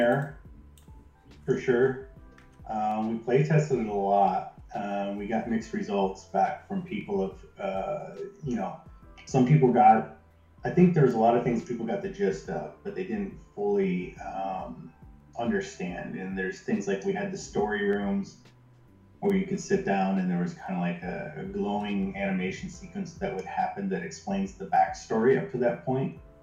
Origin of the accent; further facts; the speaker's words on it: Jackson, Michigan, United States; my hometown, Jackson, Michigan